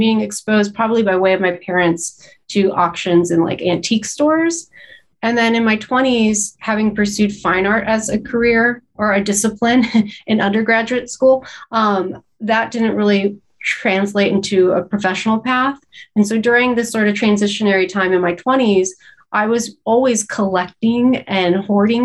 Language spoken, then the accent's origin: English; Los Angeles, California, United States; moved away as an adult; I grew up in Southern California